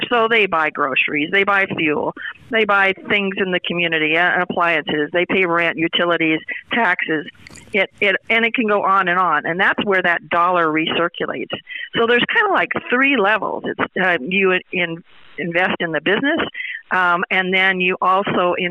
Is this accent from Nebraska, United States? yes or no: yes; Sidney, Nebraska, United States; my hometown, Sidney, Nebraska